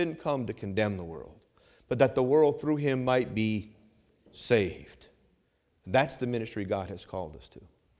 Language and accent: English; Vermont, United States; I grew up hunting in Vermont, and I'm a great shot.